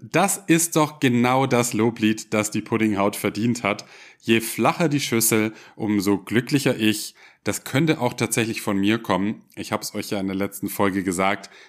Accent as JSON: {"language": "German", "town": "Ulm", "region": "Baden-Württemberg", "country": "Germany", "said": "Aber tatsächlich komme ich aus dem Ländle, genauer gesagt aus Ulm, aus der Stadt mit dem höchsten Kirchturm der Welt."}